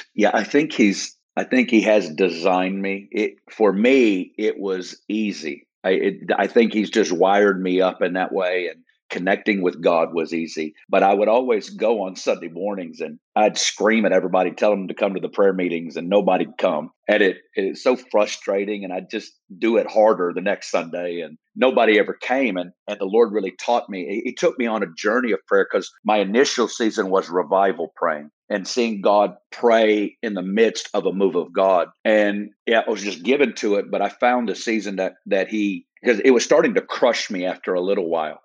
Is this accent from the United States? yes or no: yes; Northwest Arkansas, United States; I'm from Northwest Arkansas, originally. And so from a little town in Northwest Arkansas, probably about 30 minutes south of Fayetteville and little town of 3000